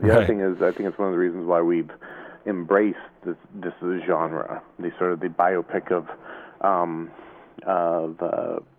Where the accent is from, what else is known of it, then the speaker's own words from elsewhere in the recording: Indiana, United States; moved away as an adult; also born or lived in New York; now in Los Angeles, United States; I'm from Indiana, originally.